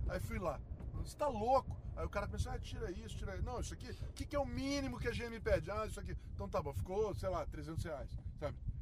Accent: Niterói, Rio de Janeiro, Brazil; moved away; also born or lived in São Paulo; eu fui criado numa Sim. família de opala selvagem nas montanhas de Niterói

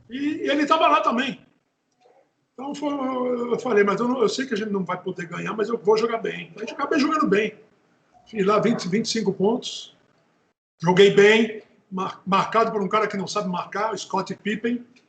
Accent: Natal, Rio Grande do Norte, Brazil; Nasci em Natal

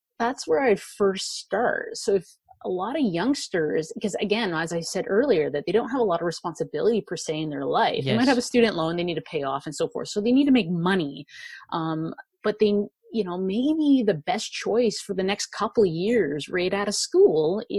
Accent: Vancouver, British Columbia, Canada; I am from Vancouver, Canada.

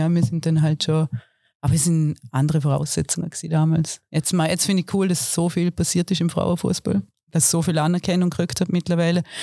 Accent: Hamburg, Germany; Yo, äh, ich bin ein Hamburger Jung und ich komme voll in Schwung, wenn ich hüpfe und springe von Hamburg.

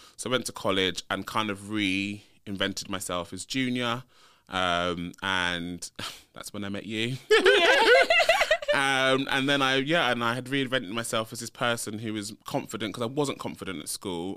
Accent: London, United Kingdom; also born or lived in Leeds; So I um I grew up in London, so I'm a North London boy. Um, was born and bred. Born and bred in North London

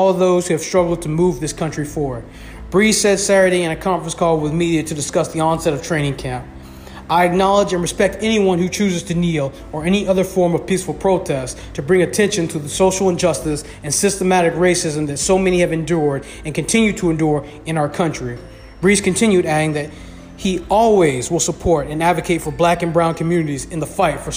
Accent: Venezuela; now in United States; I'm an immigrant myself. I come from Venezuela

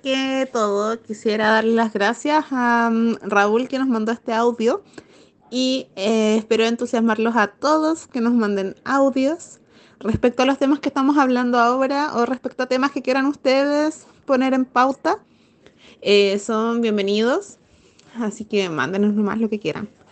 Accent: Santiago, Santiago Metropolitan Region, Chile; yo lo veo como santiaguina

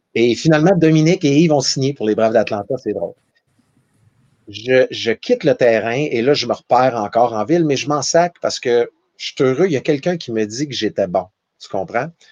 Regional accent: Val-d'Or, Quebec, Canada; moved away; Je suis de Val d'Or, une famille de quatre enfants

